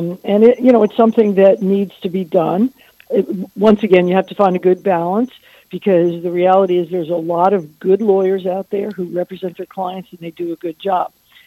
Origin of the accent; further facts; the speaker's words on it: Naples, Florida, United States; so I'm in my hometown